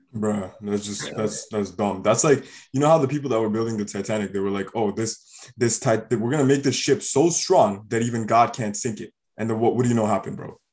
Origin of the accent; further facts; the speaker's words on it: Canada; growing up in Canada, we were forced to learn French as a language from grade four.